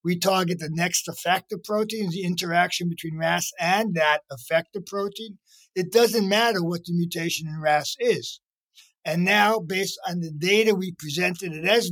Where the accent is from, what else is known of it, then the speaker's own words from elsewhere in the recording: New York City, New York, United States; also born or lived in Lower East Side, Manhattan; I'm first-born here and grew up in the wilds of Brooklyn, New York